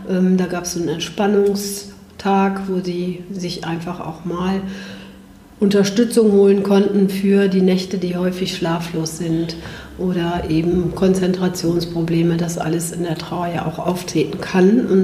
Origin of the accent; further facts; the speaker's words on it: Bergisch Gladbach, North Rhine-Westphalia, Germany; Ja, gerne. Ja, ich bin aus Bergisch